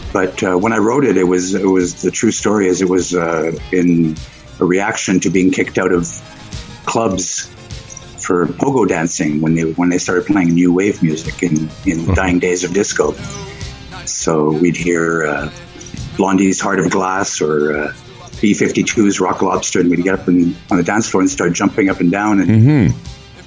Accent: Montreal, Quebec, Canada; moved away as an adult; now in Vancouver Island, Canada; I'm not from Montreal, but I grew up in Montreal

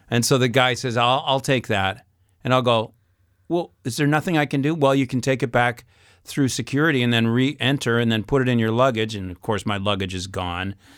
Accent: Canada; I come from Canada.

